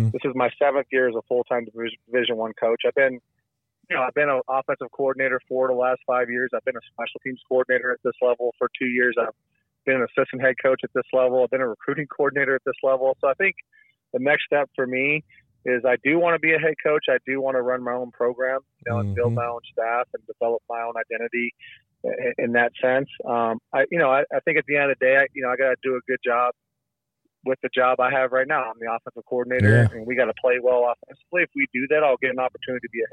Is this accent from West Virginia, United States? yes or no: no; Corona, California, United States; moved away as an adult; also born or lived in Colorado; I'm from California. I'm born and raised in Corona